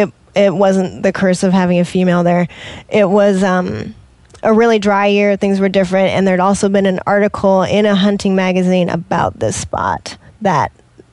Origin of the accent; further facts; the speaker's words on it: Washington, United States; Nope, I'm from Washington over in that area.